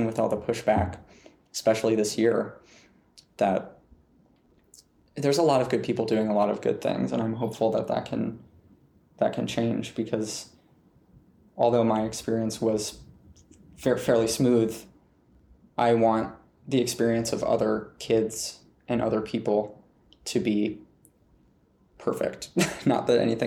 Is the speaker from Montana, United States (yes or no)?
yes; Montana, United States; growing up in Montana